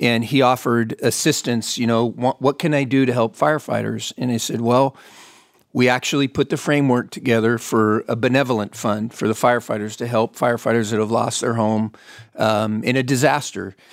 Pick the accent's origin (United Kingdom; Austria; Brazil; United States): United States; Fontana, California; I was born and raised in Fontana, California